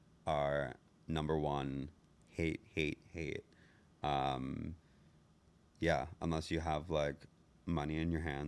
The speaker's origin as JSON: {"language": "English", "region": "New Jersey", "country": "United States", "said": "I'm from New Jersey."}